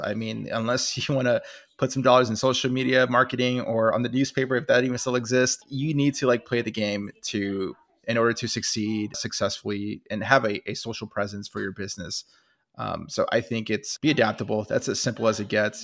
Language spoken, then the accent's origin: English; California, United States; I'm from California